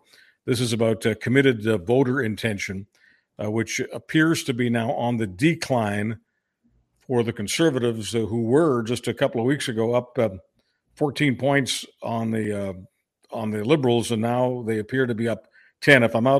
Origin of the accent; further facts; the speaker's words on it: Canada; But just as a Canadian, okay, and as a Canadian who pays maybe a little more attention than the average Canadian to these things